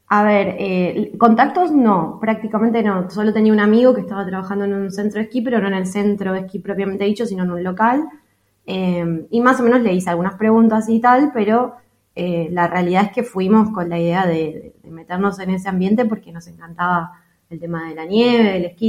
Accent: Buenos Aires, Argentina; moved away as an adult; also born or lived in Europe; somos una pareja de Argentina, de Buenos Aires

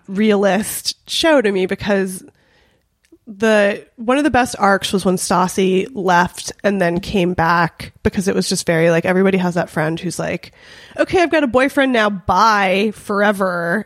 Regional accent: Los Angeles, California, United States; I grew up in North Hollywood, uh, in an area that I think we're technically in Valley Village

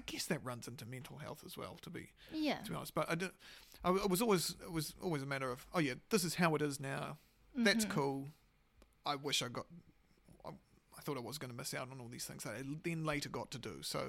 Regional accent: South Island, New Zealand; born there; I was born in the South

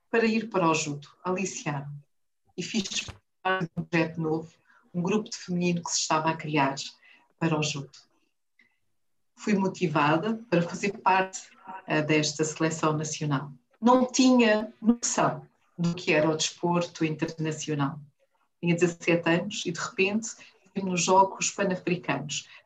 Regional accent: Luanda, Luanda Province, Angola; Nasci em Luanda, tenho 39 anos. Sempre vivi em Angola, com exceção de alguns períodos em que estive fora em formação.

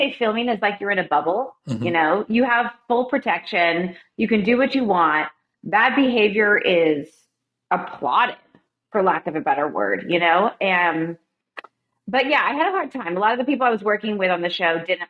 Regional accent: Laguna Beach, California, United States; moved away as an adult; now in Franklin, United States; Growing up in Laguna Beach

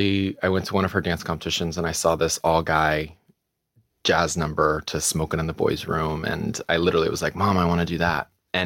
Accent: Missouri, United States; also born or lived in Minnesota; Grew up in a small town in Missouri. I was born in Minnesota.

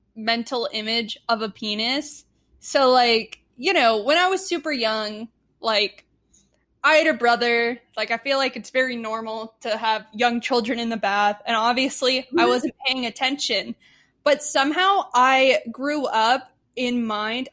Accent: Texas, United States; I grew up in Texas

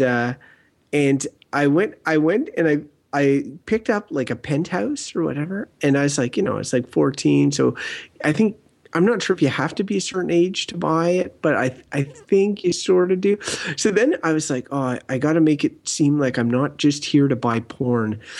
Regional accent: Wakefield, Quebec, Canada; I grew up in Wakefield, small village

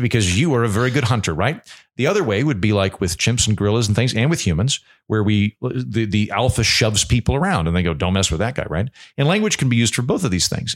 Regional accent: Oklahoma, United States; I grew up in Oklahoma in the eighties and nineties

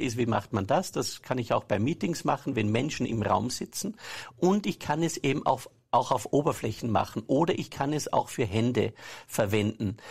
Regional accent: Saalbach-Hinterglemm, Salzburg, Austria; Ich bin aus Salbach-Hinterglemm. Ja und bin dort am Berg aufgewachsen

